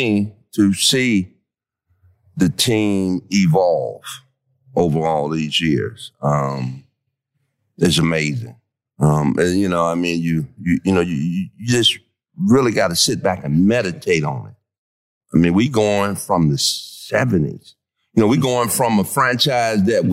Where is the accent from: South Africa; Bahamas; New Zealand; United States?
United States; Detroit, Michigan; moved away as an adult; also born or lived in Virginia; now in San Antonio, United States; I come from Detroit, inner city